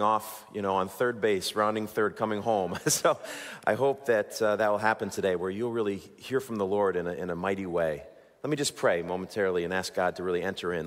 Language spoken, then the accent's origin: English; Waterbury, Connecticut, United States; Waterbury, my hometown